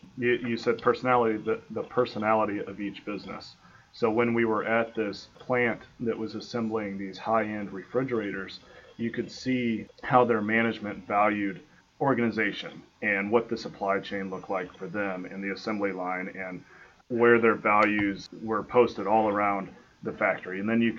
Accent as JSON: {"language": "English", "region": "Michigan", "country": "United States", "tie": "born or raised there", "also_born_or_lived": "Nebraska / West Point, New York", "moved": "as an adult", "lives_now": "Ohio, United States", "said": "I grew up in Michigan, and I went to school at the University of Nebraska."}